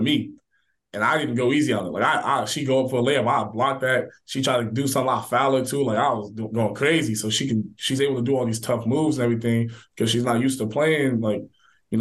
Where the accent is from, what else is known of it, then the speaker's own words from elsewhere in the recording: Dayton, Ohio, United States; I grew up in Dayton, Ohio for a large part of my childhood.